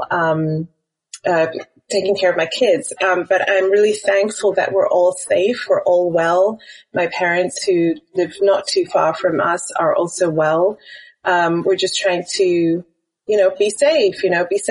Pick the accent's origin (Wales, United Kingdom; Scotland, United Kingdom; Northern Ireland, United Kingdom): Wales, United Kingdom; also born or lived in Tanzania; now in Qatar; I'm British, but my accent is not quite the same as a lot of British people because I grew up in Wales, was born and grew up in Wales